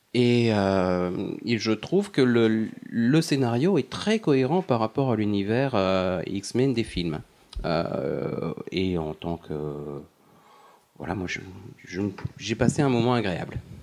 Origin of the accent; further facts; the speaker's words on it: France; chez nous en France